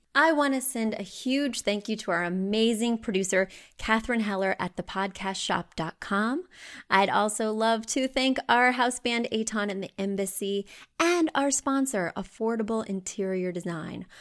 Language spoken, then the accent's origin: English; Missouri, United States; moved away; I grew up in Missouri